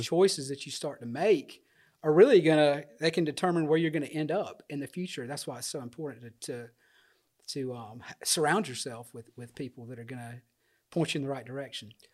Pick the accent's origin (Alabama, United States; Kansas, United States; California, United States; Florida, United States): Alabama, United States; Dothan; Born and raised in Dothan